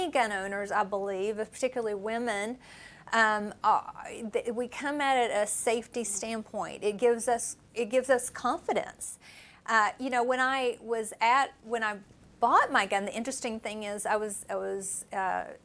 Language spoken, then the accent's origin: English; Appalachia, United States; moved away; I grew up in Appalachia